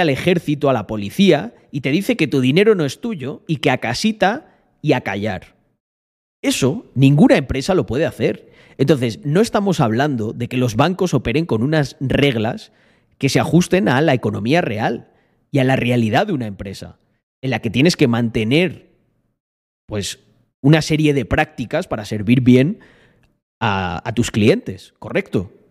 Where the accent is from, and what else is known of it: Almendralejo, Extremadura, Spain